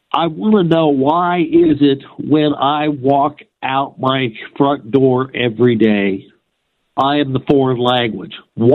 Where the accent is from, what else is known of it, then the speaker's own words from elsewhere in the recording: United States; now in Fairfield, United States; I was born here in the United States.